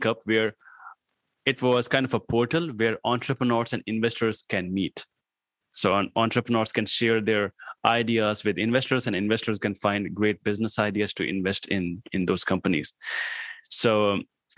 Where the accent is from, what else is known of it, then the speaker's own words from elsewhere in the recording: Patna, Bihar, India; English is a second language; moved away as an adult; also born or lived in New Delhi / Greater Noida; now in Pune, India; my hometown was, like, there was a small town over here in India called Patna